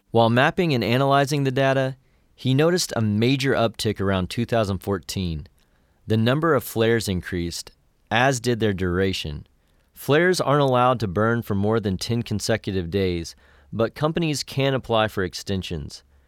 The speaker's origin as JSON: {"language": "English", "region": "West Texas", "country": "United States", "tie": "born or raised there", "moved": "yes"}